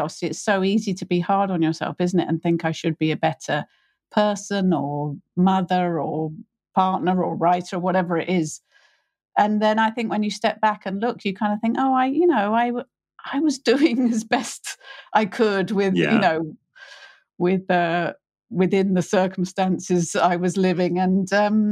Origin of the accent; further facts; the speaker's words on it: United Kingdom; I'm British, I'm middle class